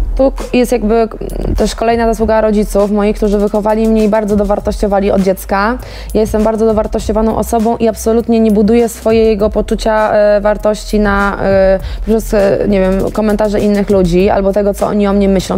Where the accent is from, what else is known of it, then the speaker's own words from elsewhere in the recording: Ciechanów, Masovian Voivodeship, Poland; zabrać mnie do domu o tej 23 do Ciechanowa